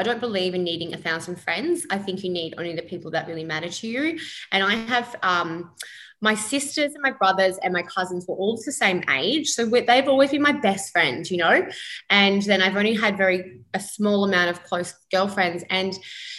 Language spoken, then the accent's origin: English; Perth, Western Australia, Australia; moved away as an adult; now in Gold Coast, Australia; I was born on the Gold Coast but raised in Perth